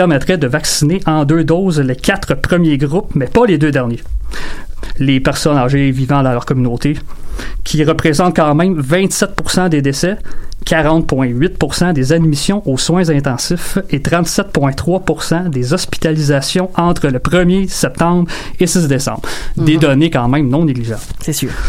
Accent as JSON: {"language": "French", "country": "France", "accent": "French", "said": "pardonnez euh, mon accent français, suis"}